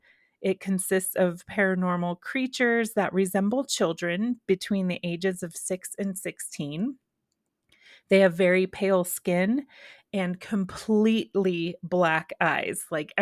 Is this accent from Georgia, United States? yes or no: no; Texas, United States; So I grew up in Texas, and maybe that's where I'm confusing X-Files with just Texas lore, because I was still in Texas around 1996 when this came out.